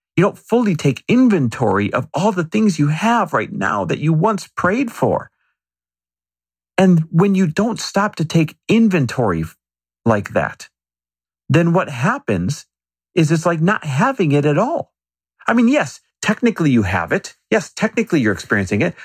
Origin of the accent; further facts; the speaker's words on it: Midwest, United States; I grew up in the Midwest